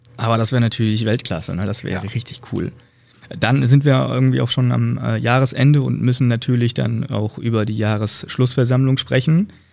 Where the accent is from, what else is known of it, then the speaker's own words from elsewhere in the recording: Northern Hesse, Germany; moved away; in meiner Heimat, in der Heimat meiner Freundin, also einmal Nordhessen